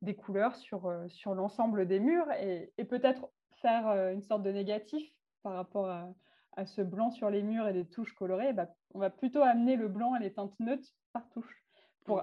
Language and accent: French; Calvados, Normandy, France; also born or lived in Arles; je suis revenue, je suis d'Arles pour revenir dans le Calvados, donc ma patrie.